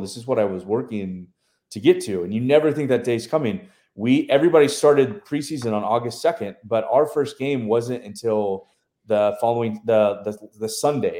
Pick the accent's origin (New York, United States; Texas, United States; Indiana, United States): Texas, United States; College Station; moved away as an adult; also born or lived in Tuscaloosa, Alabama / Memphis, Tennessee / West Virginia / Illinois; now in Beaumont, United States; I grew up in College Station, so did a lot of stuff with A and M.